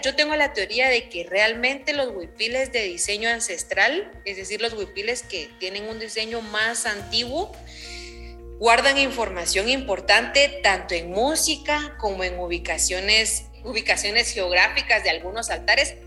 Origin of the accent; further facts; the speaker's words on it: Guatemala; soy del occidente, del altiplano, soy del pueblo quiche del altiplano occidental, de aquí de, Guatemala, de Chimuleo